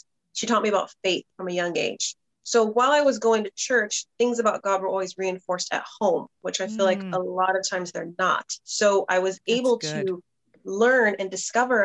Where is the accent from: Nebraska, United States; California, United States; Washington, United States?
California, United States; Southern; born and raised in Southern California.